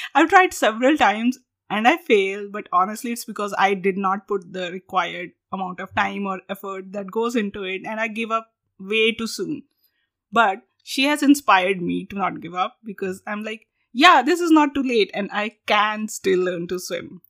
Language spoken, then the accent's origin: English; India; moved away as an adult; now in United States; we are from India, our accents are somehow like lesser